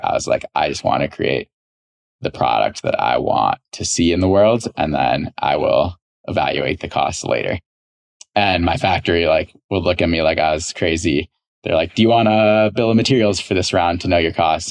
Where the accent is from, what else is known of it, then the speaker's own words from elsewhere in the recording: Chicago, Illinois, United States; moved away as an adult; also born or lived in Southern California; I grew up in Chicago